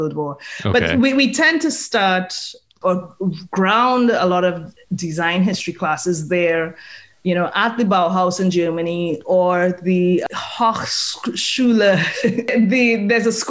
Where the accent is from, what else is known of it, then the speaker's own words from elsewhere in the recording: Trinidad & Tobago; moved away; I'm from Trinidad. So I'm Trinidadian.